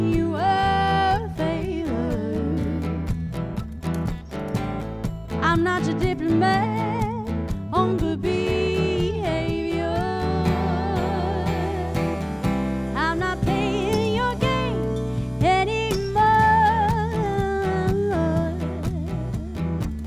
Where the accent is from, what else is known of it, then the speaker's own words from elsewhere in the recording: West Coast, United States; I'm from the West Coast